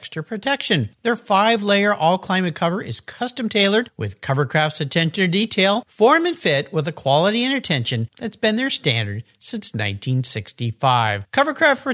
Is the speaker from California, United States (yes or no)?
yes; San Diego, California, United States; Today I'm back in my hometown, beautiful La Jolla, California